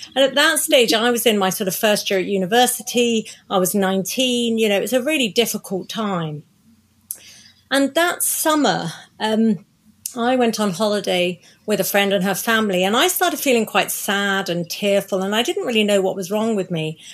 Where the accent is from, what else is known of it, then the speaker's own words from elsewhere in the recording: Croydon, London, United Kingdom; moved away as an adult; now in Oxfordshire, United Kingdom; I was born in Surrey in South Croydon, um, in Surrey, which is where I grew up